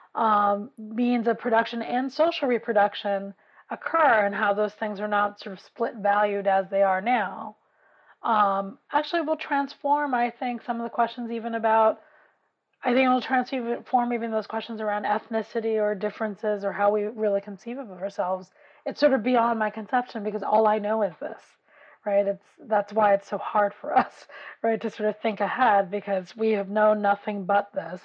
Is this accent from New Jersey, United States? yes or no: no; New York City, New York, United States; I grew up in West Harlem